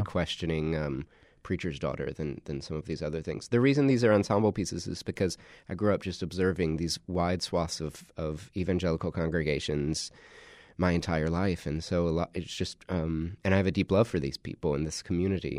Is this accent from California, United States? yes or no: no; South Carolina, United States; My dad's a, a Southern Baptist minister in South Carolina, so I grew up in the Carolinas